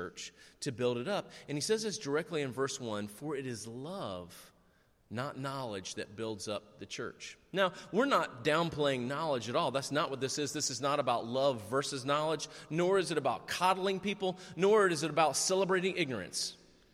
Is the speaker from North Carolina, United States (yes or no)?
yes; North Carolina, United States; we're from North Carolina